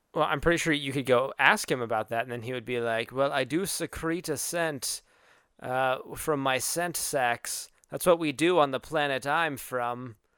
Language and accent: English; Arizona, United States; moved away; I am from Arizona, where humidity is not a thing.